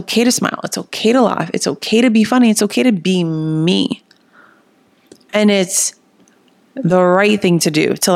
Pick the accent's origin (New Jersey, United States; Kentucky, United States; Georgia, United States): New Jersey, United States; accent: Jersey; also born or lived in Miami; now in Austin, United States; My Jersey accent comes out when I get into it. For those of you who don't know, I live in Austin. I just moved here from Miami, but I'm originally from Jersey